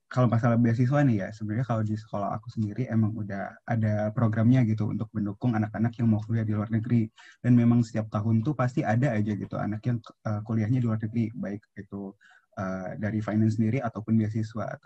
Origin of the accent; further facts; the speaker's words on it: Palembang, South Sumatra, Indonesia; aku kan dari Palembang nih, jadi aku nggak boleh kuliah uh, kuliah di luar dari Palembang gitu